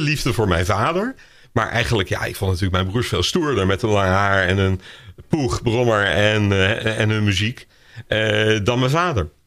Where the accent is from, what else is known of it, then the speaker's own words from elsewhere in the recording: Netherlands; we allemaal als Nederlanders